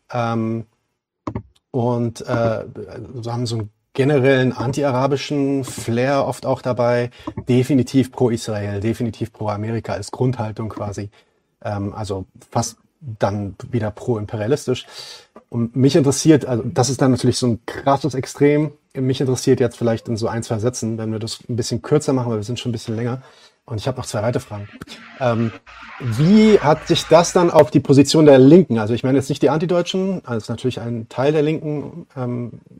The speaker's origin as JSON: {"language": "German", "country": "Palestine", "said": "ich bin Palästinenser, das heißt, ich sehe natürlich äh, antideutsche ähm, vor allem wenn ich mich so ein bisschen um Politik kümmere."}